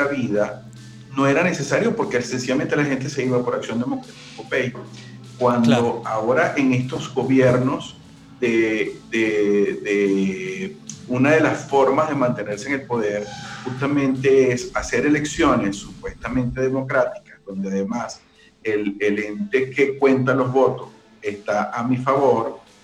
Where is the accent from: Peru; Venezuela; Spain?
Venezuela; Maracaibo, Zulia; moved away as an adult; now in Costa Rica; Soy maracucho